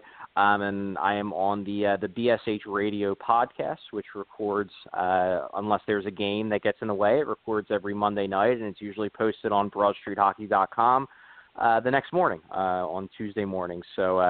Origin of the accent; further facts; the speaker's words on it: Philadelphia, Pennsylvania, United States; as a Philadelphian